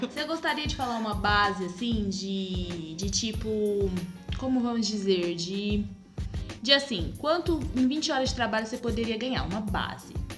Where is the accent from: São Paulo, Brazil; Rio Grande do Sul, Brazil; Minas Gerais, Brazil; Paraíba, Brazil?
São Paulo, Brazil; Bonfim Paulista; aqui do lado da minha cidade, em Bonfim, Paulista